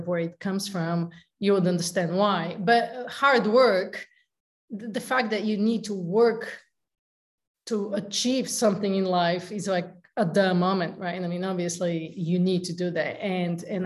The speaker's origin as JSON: {"language": "English", "country": "Bulgaria", "also_born_or_lived": "San Diego / Lake Tahoe", "moved": "as an adult", "lives_now": "United States", "said": "I'm originally from Bulgaria, and I came to the States in pursuit of the American dream"}